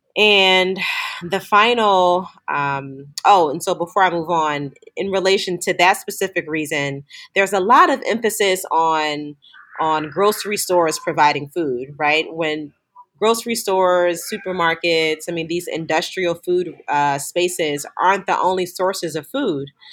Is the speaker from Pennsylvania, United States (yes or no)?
yes; Philadelphia, Pennsylvania, United States; growing up in inner city Philadelphia